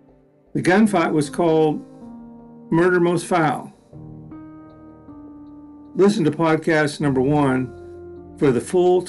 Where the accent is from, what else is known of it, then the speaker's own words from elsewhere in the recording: Enid, Oklahoma, United States; In my hometown in Enid